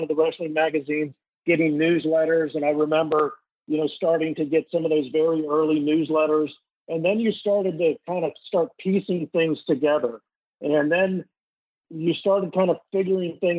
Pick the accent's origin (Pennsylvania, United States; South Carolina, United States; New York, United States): South Carolina, United States; Greenville; growing up in Greenville, South Carolina, it's a great place to grow up